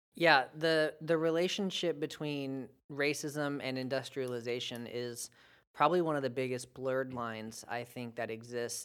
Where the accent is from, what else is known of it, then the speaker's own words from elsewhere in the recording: United States; as an American